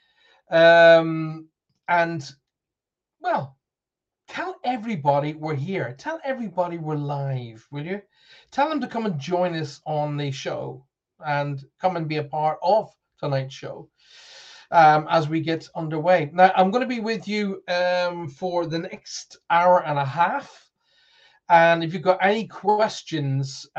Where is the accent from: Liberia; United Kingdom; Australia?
United Kingdom; Northern Ireland; accent: Northern Ireland; my Northern Ireland accent